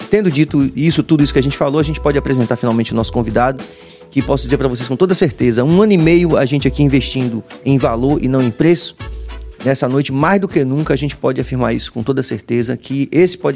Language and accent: Portuguese; Salvador, Bahia, Brazil; sendo soteropolitano, sendo filho dessa cidade que é a maior cidade africana fora da África.